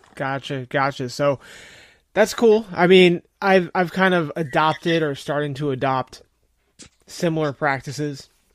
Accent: New Jersey, United States; I grew up in New Jersey

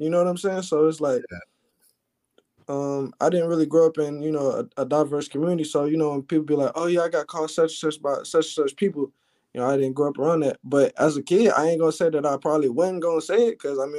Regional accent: Alabama, United States; of course, I'm from Alabama, you know, grew up in Alabama. I moved around a lot, though

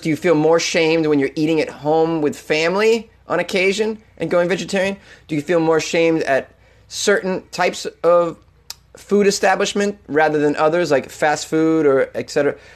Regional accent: Boston, Massachusetts, United States; accent: Boston; Boston-related story, which is my hometown

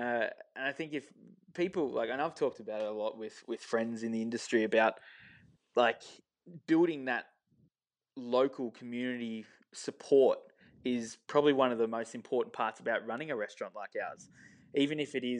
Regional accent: Beaconsfield, South East England, United Kingdom; growing up in Beaconsfield and being around the town for a long time

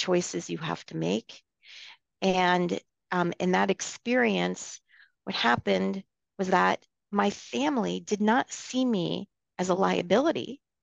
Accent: outside of New Haven, Connecticut, United States; I grew up outside of New Haven, Connecticut, in a small, you know, suburb.

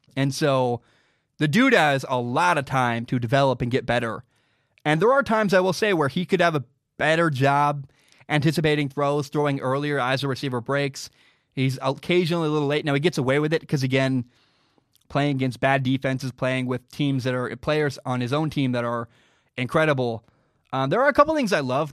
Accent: Portland, Oregon, United States; also born or lived in Washington; I'm from Portland, Oregon

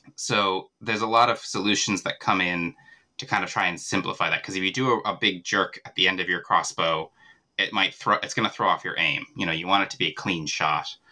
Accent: central Virginia, United States; moved away as an adult; also born or lived in Dublin, Ireland; now in Ireland; I'm originally from America. I grew up in central Virginia

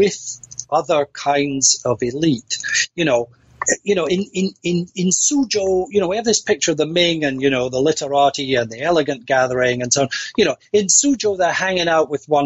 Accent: Scotland, United Kingdom; I'm a Scot

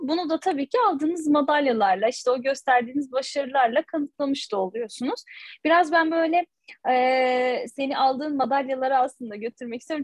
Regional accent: Turkey; biz Türkler olarak böyle çok değişik e, bir milletiz

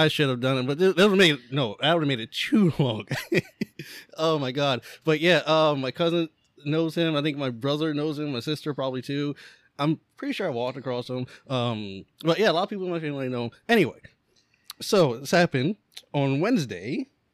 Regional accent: Lancaster, Pennsylvania, United States; born or raised there

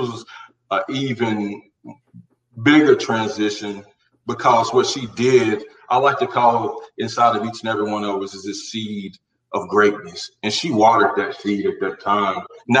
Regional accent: Carolina, United States; born or raised there

